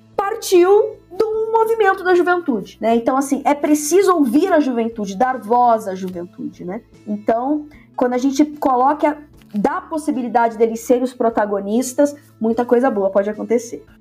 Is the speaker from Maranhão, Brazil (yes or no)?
no; Santos, São Paulo, Brazil; moved away as an adult; also born or lived in Rio de Janeiro; Eu sou natural de Santos